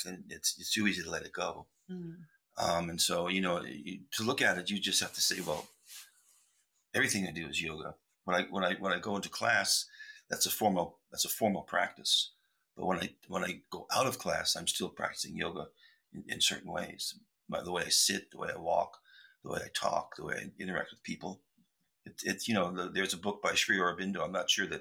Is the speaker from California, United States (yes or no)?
yes; California, United States; also born or lived in New York City, United States; we moved to California, my family, when I was about 7 or 8. And I've lived in California, thank goodness, all my life, pretty much